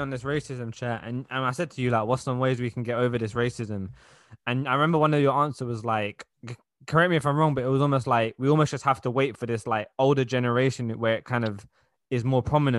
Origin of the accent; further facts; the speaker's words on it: London, United Kingdom; we're from London, so like, we've been around all different races our whole life